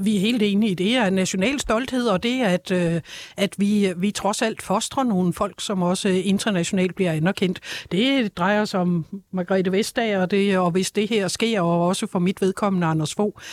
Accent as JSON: {"language": "Danish", "country": "Denmark", "said": "jeg som dansker"}